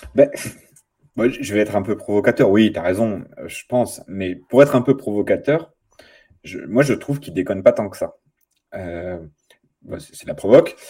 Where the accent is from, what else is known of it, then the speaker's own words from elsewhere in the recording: Nanterre, Île-de-France, France; moved away as an adult; now in Grenoble, France; je viens de Nanterre, je suis passage à Grenoble pour quelques temps, mais, mais je, ma ville c'est Nanterre